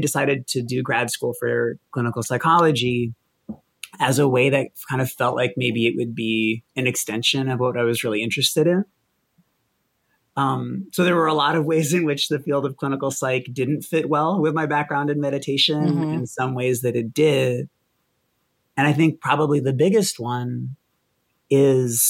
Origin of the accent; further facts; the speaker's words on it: Boston, Massachusetts, United States; I grew up in Boston, with like a single alcoholic mom